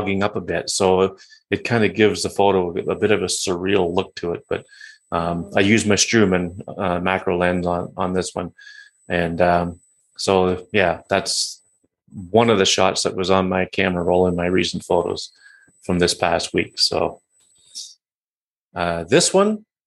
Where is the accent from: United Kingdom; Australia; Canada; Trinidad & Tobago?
Canada; Georgian Bay, Ontario; the Georgian Bay that I live on, that my hometown is on